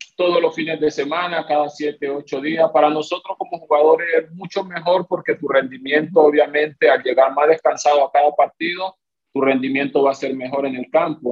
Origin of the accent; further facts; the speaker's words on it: Colombia; now in Honduras; yo soy, yo soy colombiano, mi esposa es venezolana y mi hija es hondureña